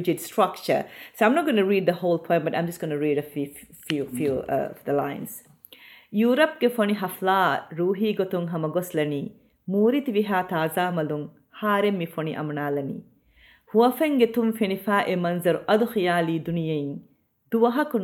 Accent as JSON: {"language": "English", "country": "Maldives", "tie": "born or raised there", "moved": "as an adult", "lives_now": "United Kingdom", "said": "I was born in the Maldives and I spent my school, I did my schooling there"}